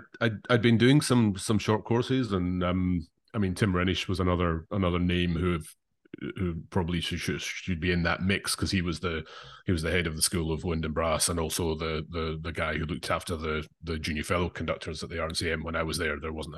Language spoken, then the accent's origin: English; Glasgow, Scotland, United Kingdom; growing up in Glasgow, in the late 80s, going to the Academy junior department, Naimi Järvi was conducting the SNO on Saturday nights.